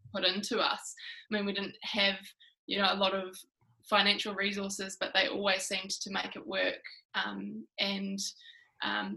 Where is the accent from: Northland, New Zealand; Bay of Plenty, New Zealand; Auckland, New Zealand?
Northland, New Zealand; Whangarei; growing up in Whangarei